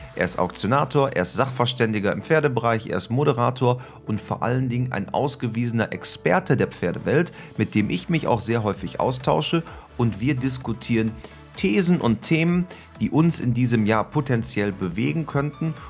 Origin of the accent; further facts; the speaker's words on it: Germany; bei uns in Deutschland